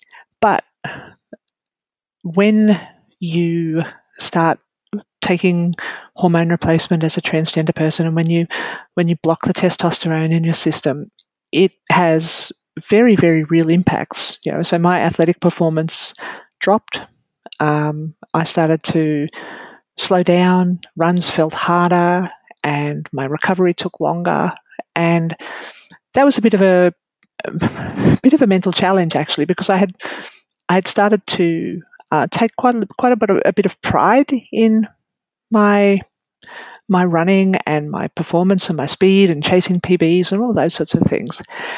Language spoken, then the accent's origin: English; Queensland, Australia; I'm from Queensland. And I'm only down in Melbourne for a little while, so I can't run.